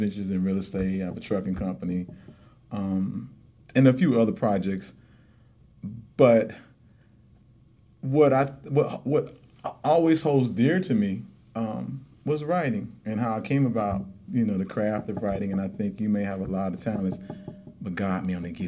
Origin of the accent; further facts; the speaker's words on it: Chicago, Illinois, United States; I'm of South Side of Chicago, 47th Street. Okay. I went to high school there.